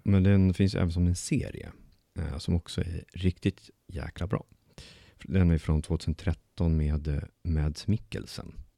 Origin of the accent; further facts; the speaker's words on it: Bålsta, Uppsala County, Sweden; moved away; min hemstad